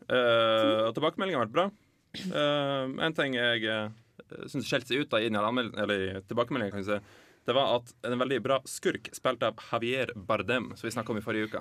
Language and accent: Norwegian; Lofoten, Nordland, Norway; moved away; hjemme i Lofoten